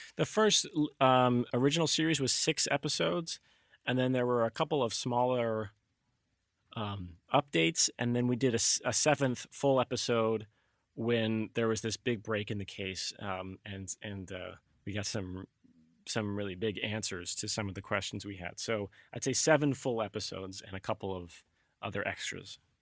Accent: Alabama, United States; now in Concord, United States; I grew up in Alabama

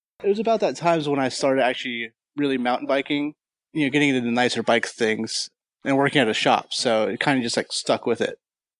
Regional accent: Escondido, California, United States; I'm from Escondido, California, which is a small city in the northern part of San Diego.

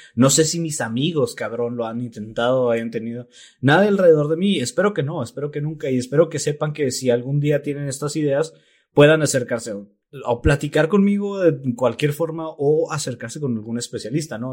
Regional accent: Mexico; los mexicanos, en particular los mexicanos

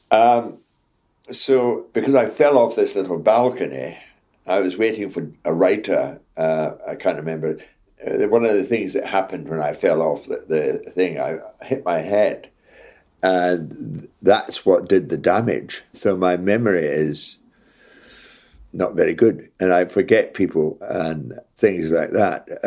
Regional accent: Scotland, United Kingdom; accent: Scottish; when I was in RADA, my accent was Scottish, broad Scottish.

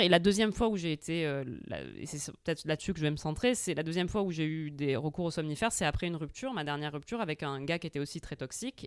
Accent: Corsica, France; je suis corse

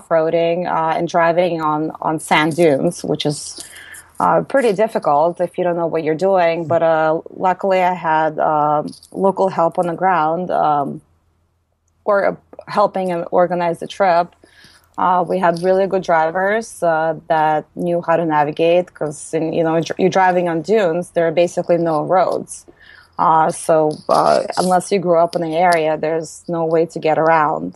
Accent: United States; also born or lived in Moscow, Russia; I grew up in the United States.

